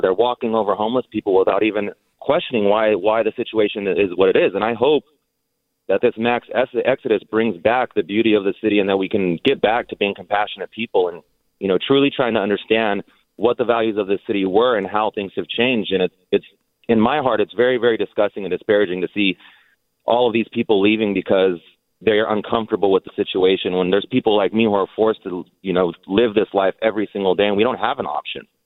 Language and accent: English; Central Valley, California, United States; now in San Francisco, United States; I'm from the Central Valley. I grew up really, really poor